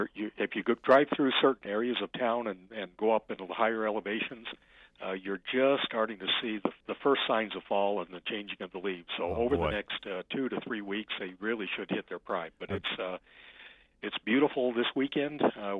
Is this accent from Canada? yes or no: no; Phoenix, Arizona, United States; moved away as an adult; now in Pinetop-Lakeside, United States; I'm a native of Phoenix. I spent 55 years there, but I've been coming up to the beautiful, cool pines of Pine Top Lakeside since, I was about 20 years old.